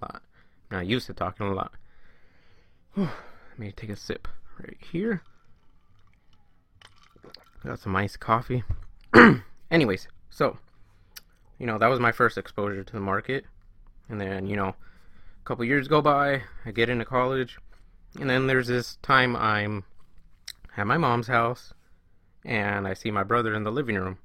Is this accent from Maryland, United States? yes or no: no; California, United States; I am from California. Born and raised